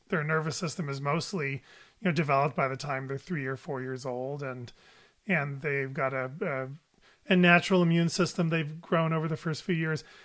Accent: United States; my life and my views are as an American pediatrician

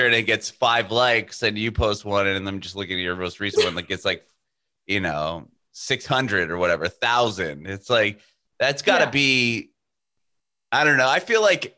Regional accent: San Diego, California, United States; I'm from San Diego, California

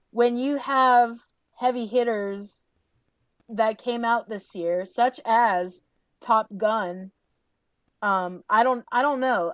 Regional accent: Southeast, United States; also born or lived in Georgia; we're from the Southeast.

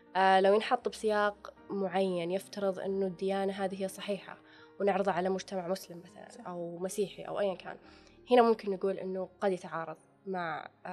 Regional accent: Saudi Arabia; إحنا عندنا في السعودية

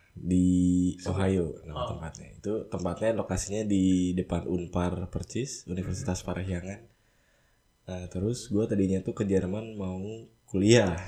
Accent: Bandung, West Java, Indonesia; now in Hamburg, Germany; Gue dari Bandung

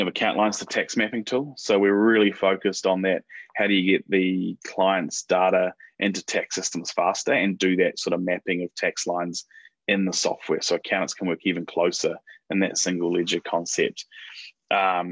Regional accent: New Zealand; moved away as an adult; now in United States; for me as a Kiwi

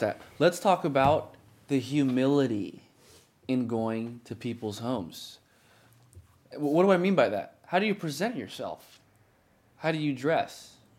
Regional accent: United States; I'm American. I'm, I'm Ethiopian American

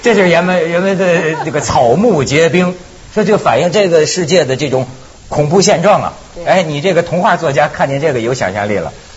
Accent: Shijiazhuang, Hebei, China; 我老家也在石家庄

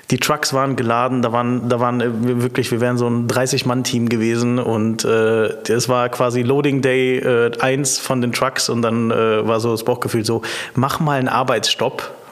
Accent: Heidelberg, Baden-Württemberg, Germany; ich komme ursprünglich aus Heidelberg

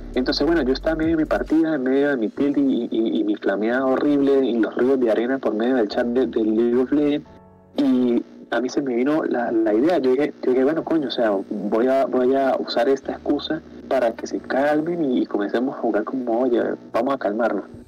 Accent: Venezuela; yo soy pues, pues venezolano

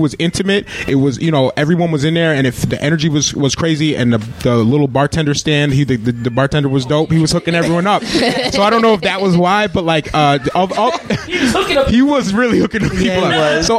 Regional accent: Albany, New York, United States; I'm from Albany.

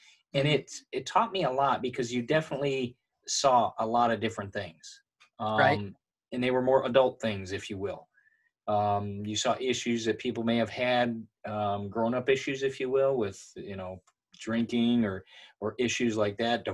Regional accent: Michigan, United States; the people we grew up with in Michigan

